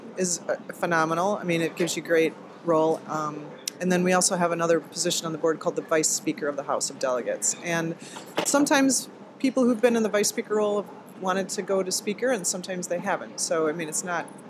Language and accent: English; Wisconsin, United States; I'm from Wisconsin